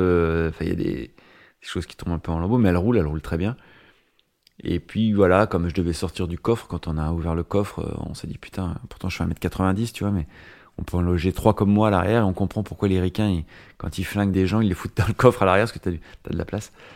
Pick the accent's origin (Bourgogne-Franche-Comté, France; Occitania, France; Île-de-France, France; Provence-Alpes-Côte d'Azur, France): Bourgogne-Franche-Comté, France; Nevers; now in Paris, France; je viens de la campagne, de la Nièvre